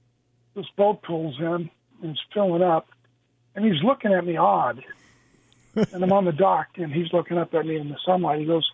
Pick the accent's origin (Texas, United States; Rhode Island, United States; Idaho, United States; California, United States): California, United States; Santee; my friends and people in San Diego that I've grown up